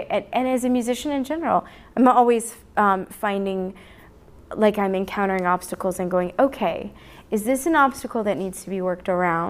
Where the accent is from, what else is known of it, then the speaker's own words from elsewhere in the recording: Telluride, Colorado, United States; my hometown in Telluride